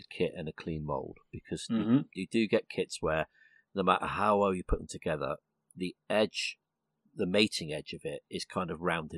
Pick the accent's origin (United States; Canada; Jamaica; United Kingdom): United Kingdom; England; I'm the Englishman here